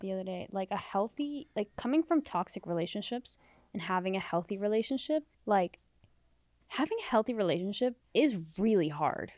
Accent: Canada; also born or lived in Middle East; now in Los Angeles, United States; I wasn't born in Canada. I was born in the Middle East

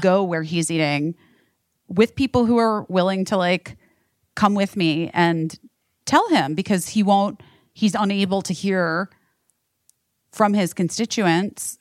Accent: Arizona, United States; I'm from Arizona

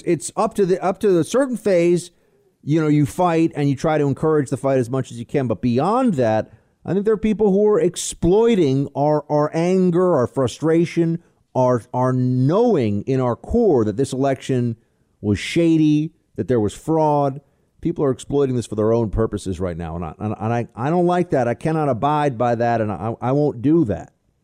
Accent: California, United States; moved away as an adult; I'm originally from California, and I moved to Colorado 10 years ago for work and a change of scenery, not for politics.

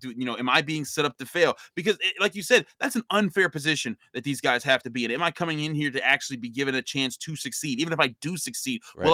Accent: Pittsburgh, Pennsylvania, United States; I grew up in Pittsburgh.

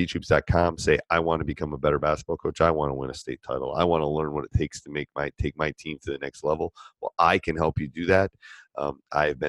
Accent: Wisconsin, United States; I'm from Wisconsin

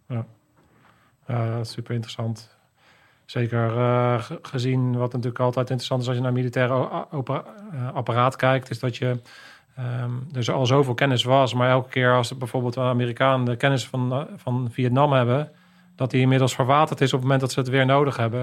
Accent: Netherlands

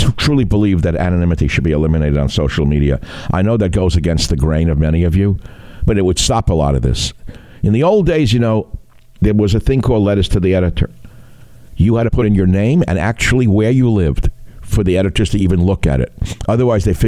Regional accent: New York City, New York, United States; I grew up in the Bronx

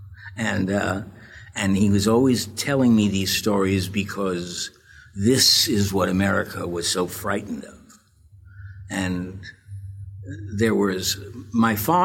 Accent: New York City, New York, United States; also born or lived in Queens; I was born in Brooklyn to a very activist family

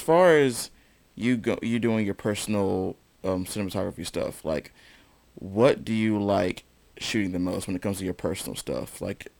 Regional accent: High Point, North Carolina, United States; when I grew up in High Point

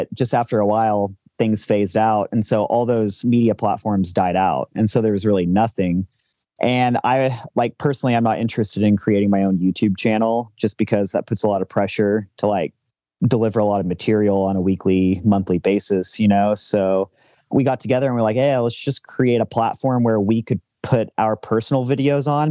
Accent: Boulder, Colorado, United States; I'm from Boulder, Colorado.

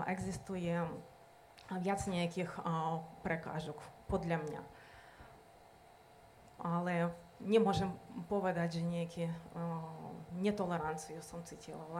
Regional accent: Western Ukraine, Ukraine; Slovak is a second language; moved away as an adult; now in Slovakia; A ja pochádzam vlastne zo západnej Ukrajiny. Presťahovala som sa vlastne na východ. Kultúra, etnicky sme veľmi blízki.

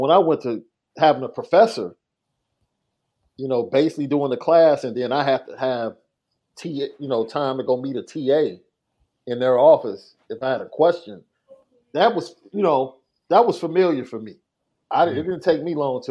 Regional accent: Chicago, Illinois, United States; I came from Morgan Park, bro. Right? One of the best academic schools at that time

